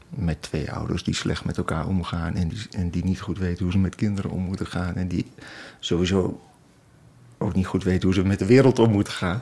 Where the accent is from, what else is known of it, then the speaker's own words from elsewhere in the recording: Twente, Overijssel, Netherlands; ik, ik kom uit Twente